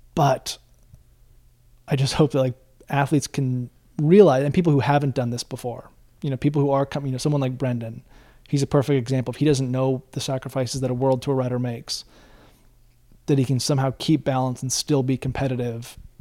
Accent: Bend, Oregon, United States; growing up in Bend, driving over to Portland

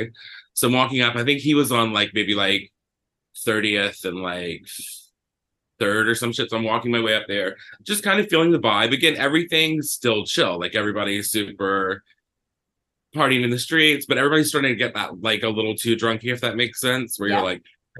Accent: Georgia, United States; And I was like, okay, let me find a gay bar, because I was liberated coming from Georgia.

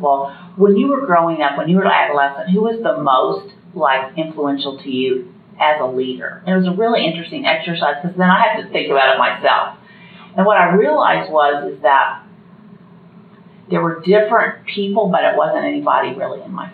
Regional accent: Indianapolis, Indiana, United States; I grew up in Indianapolis, and I'm the oldest

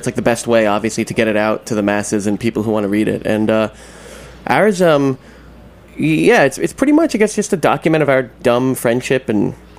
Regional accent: New Jersey, United States; I'm a sole New Jerseyan, actually.

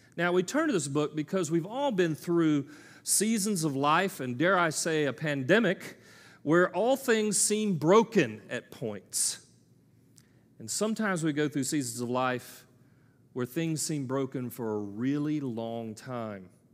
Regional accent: United States; I'm an American male

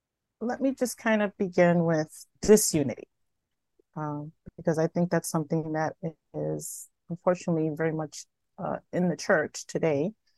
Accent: Bronx, New York, United States; now in Rochester, United States; Well, I am originally from the Bronx, New York, but I've lived in Rochester for most of my life.

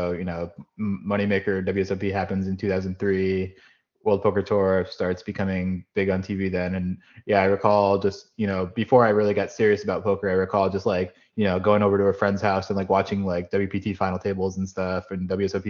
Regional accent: Wilkes-Barre-Scranton area, Pennsylvania, United States; also born or lived in State College, Pennsylvania; now in Jacksonville, United States; I grew up in Pennsylvania, born in State College, mostly grew up in the Wilkes-Barre-Scranton area where our family moved when I was four

